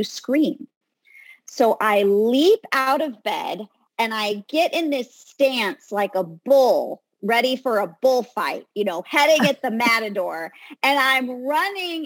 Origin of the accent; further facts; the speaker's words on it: Southern California, United States; I grew up in Southern California